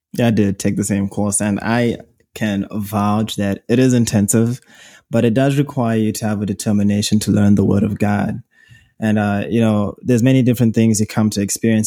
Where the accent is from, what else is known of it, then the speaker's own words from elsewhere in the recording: Zimbabwe; accent: British dialect; moved away as an adult; now in United States; I am from Zimbabwe, in case you hear an accent. Born and raised from there